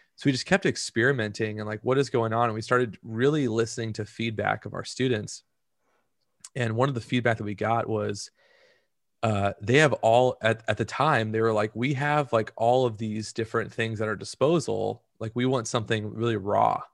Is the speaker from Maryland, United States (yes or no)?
no; Orange County, California, United States; also born or lived in Central Valley, California; I grew up in Orange County.